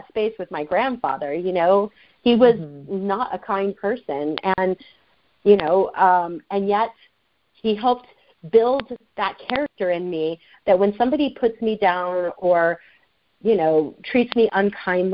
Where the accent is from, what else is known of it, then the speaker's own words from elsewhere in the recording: the South, United States; I was raised in the South